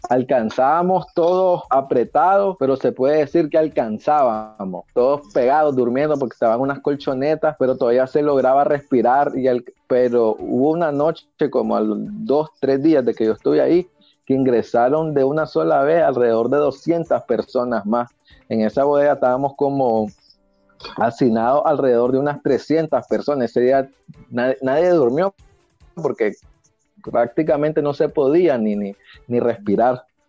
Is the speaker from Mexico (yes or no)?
no; Nicaragua; moved away as an adult; yo salí de Nicaragua en el mes de agosto por persecución política y a mi trabajo como defensor de presos políticos y derechos humanos en Nicaragua